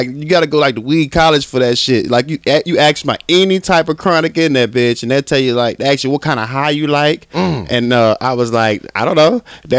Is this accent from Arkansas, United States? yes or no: yes; Arkansas, United States; I'm from Arkansas